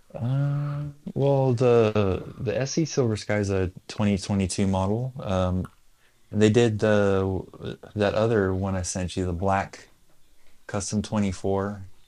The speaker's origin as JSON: {"language": "English", "country": "United States", "said": "where we're from, well, we're, we're from America"}